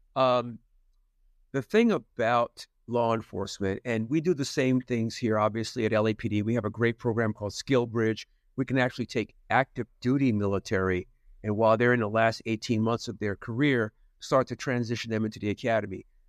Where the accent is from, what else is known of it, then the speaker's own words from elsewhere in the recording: New Jersey, United States; moved away; where I grew up in New Jersey